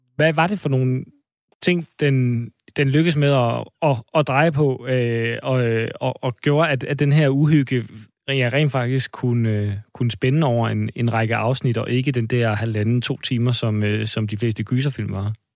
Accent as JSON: {"language": "Danish", "town": "Odense", "region": "Southern Denmark", "country": "Denmark", "said": "vi er begge to fra Fyn. Vi er, begge to fra Odense, men, øh, men fra Fyn"}